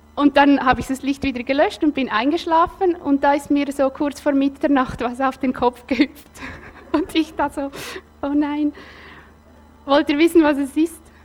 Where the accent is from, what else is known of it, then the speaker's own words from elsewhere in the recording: Nidwalden, Switzerland; ich bin in Nidwalden aufgewachsen